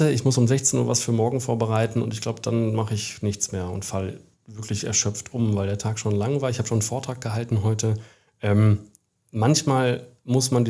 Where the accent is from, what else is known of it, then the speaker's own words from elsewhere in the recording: Bielefeld, North Rhine-Westphalia, Germany; also born or lived in Australia / Bavaria, Germany / England; Ich bin Bielefelder. Ich war aber zum Glück jahrelang auch woanders. Ich war ein paar Jahre in Australien, ich war ein paar Jahre in Bayern, das ist ja auch Ausland. Ich war in England ein Jahr